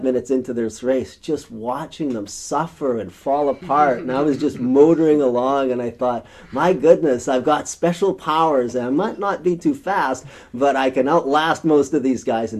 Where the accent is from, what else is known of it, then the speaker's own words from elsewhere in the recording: rural Saskatchewan, Canada; It was a dusty road in rural Saskatchewan in September of 1976. I was in grade 7